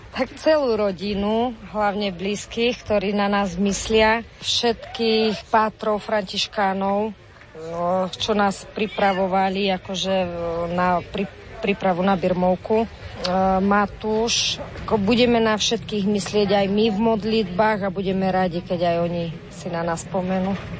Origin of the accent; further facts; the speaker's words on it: Trstená, Žilina Region, Slovakia; sme z Trstenej z Oravy